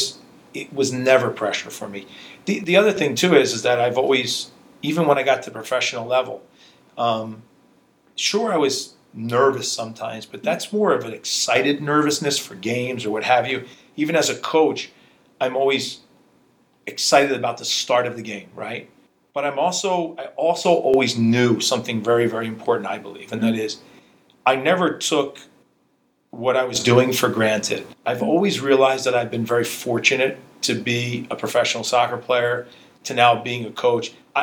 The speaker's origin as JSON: {"language": "English", "country": "United States", "tie": "born or raised there", "said": "As much as I grew up in America, when you walked into my household, it was like you were in Hungary."}